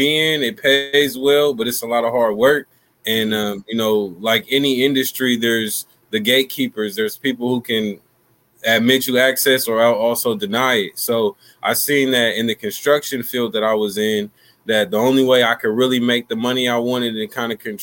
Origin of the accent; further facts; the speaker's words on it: Sacramento, California, United States; I'm from Sacramento, California. South Sacramento, to be exact